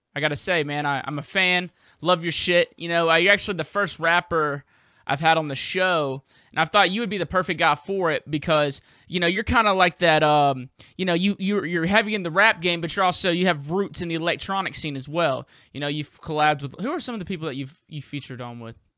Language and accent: English; Southern US, United States; accent: Southern; my Southern accent comes out even fucking more